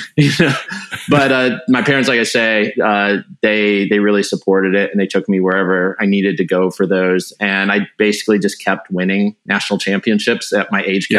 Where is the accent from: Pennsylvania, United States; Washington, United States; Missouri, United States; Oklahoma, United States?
Washington, United States; Wenatchee; I grew up in Wenatchee